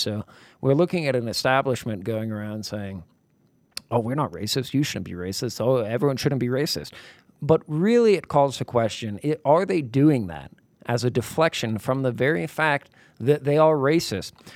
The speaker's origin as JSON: {"language": "English", "region": "New York", "country": "United States", "also_born_or_lived": "Brooklyn", "said": "I'm from New York. I spent many years in Brooklyn"}